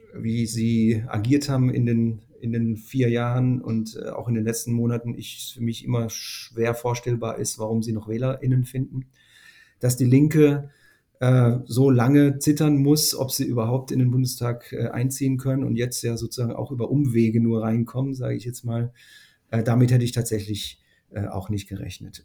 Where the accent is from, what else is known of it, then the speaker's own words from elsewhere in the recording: Northern Germany, Germany; würden wir vielleicht als Norddeutsche sagen